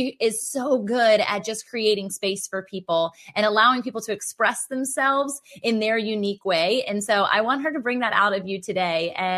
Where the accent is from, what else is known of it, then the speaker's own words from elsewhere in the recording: Virginia Beach, Virginia, United States; especially with a little bit of snow outside in my hometown in Virginia Beach, Virginia, a fire on.